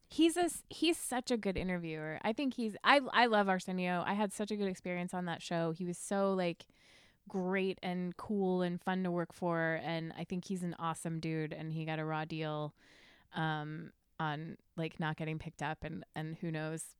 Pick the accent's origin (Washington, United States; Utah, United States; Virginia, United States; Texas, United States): Virginia, United States; Mechanicsville; moved away as an adult; also born or lived in New York; I grew up in Mechanicsville